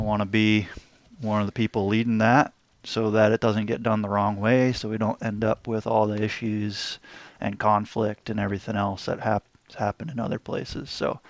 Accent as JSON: {"language": "English", "region": "New Hampshire", "country": "United States", "tie": "born or raised there", "also_born_or_lived": "California / Hawaii", "moved": "as an adult", "lives_now": "Oregon, United States", "said": "I grew up in New Hampshire, so not far away from Corey there, up in the North Woods."}